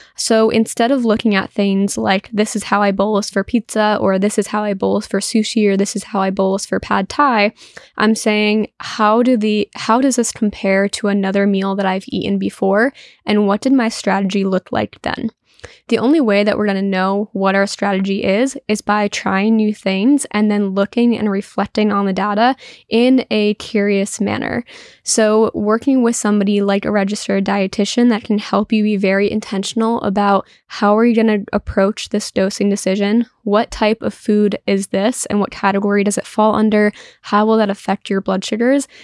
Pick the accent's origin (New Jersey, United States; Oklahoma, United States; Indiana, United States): New Jersey, United States; I'm from New Jersey